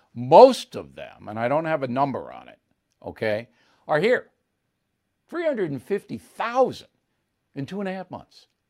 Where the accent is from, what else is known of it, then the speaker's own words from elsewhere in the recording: United States; as an American